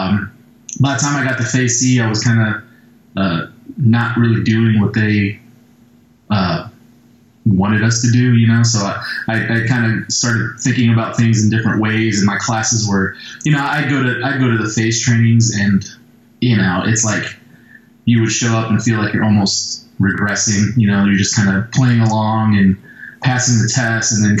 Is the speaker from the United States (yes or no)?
yes; St. Louis, Missouri, United States; I'm from St. Louis, so I trained with a group of guys, Ron Smith's Muay Thai Academy in St. Louis